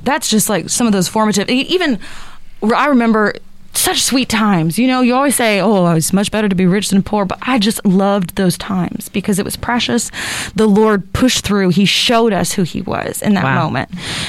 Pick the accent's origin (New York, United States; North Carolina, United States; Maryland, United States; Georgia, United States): North Carolina, United States; I grew up in North Carolina, actually. I was a beach girl.